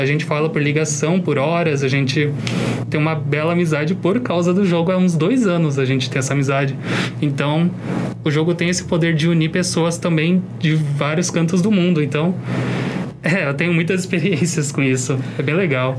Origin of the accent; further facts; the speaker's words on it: Brazil; eu sou brasileiro